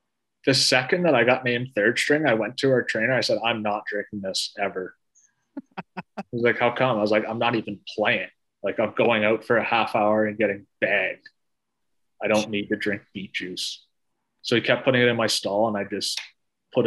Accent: Canada; as a Canadian kid, you grow up religiously watching the World Juniors every year at Christmas

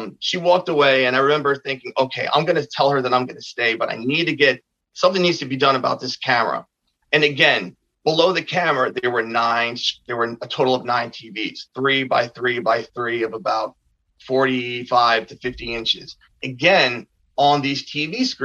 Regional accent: Bayonne, New Jersey, United States; my hometown of Bayonne, New Jersey

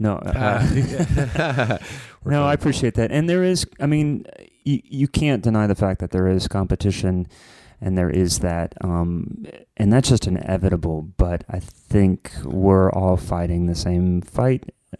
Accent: Columbus, Ohio, United States; or like even in Columbus where I'm from, there was.

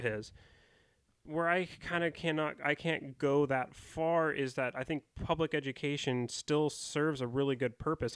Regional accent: United States; I would identify as an American

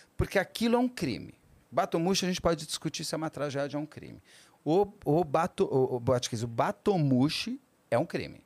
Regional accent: São Paulo, Brazil; as nossas aqui de São Paulo

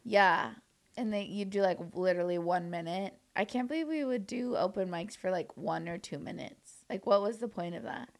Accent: Orange County, California, United States; also born or lived in New York; now in Los Angeles, United States; I grew up in Orange County, which, like, an hour and a half away from here

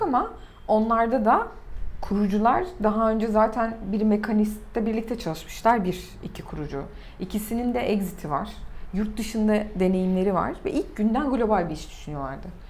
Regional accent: Turkey; also born or lived in United States; bütün dünyada Türkiye'denim dediğinde

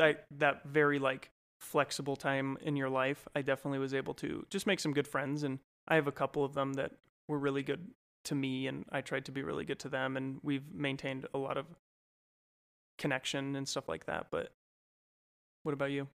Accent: Golden, Colorado, United States; also born or lived in California / Idaho / Minnesota; I grew up totally from Colorado in a small town called Golden, was where I primarily grew up

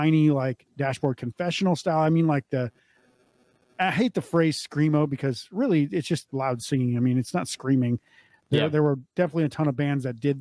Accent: North Dakota, United States; moved away; I grew up in North Dakota

